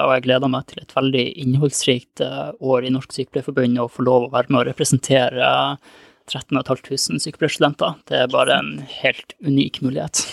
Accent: Lofoten, Nordland, Norway; moved away; Jeg er opprinnelig fra Lofoten

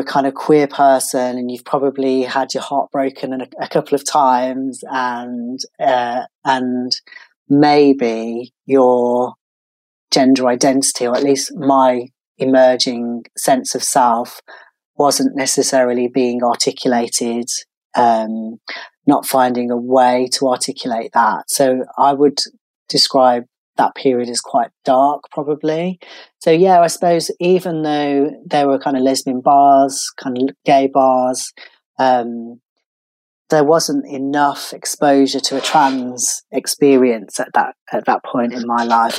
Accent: Birmingham, West Midlands, United Kingdom; I'm from Birmingham.

